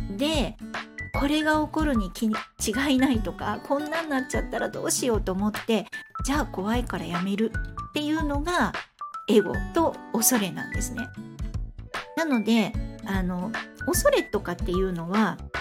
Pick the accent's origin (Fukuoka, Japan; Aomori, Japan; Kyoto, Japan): Fukuoka, Japan; moved away; 地元が福岡なんですけど福岡に帰った時に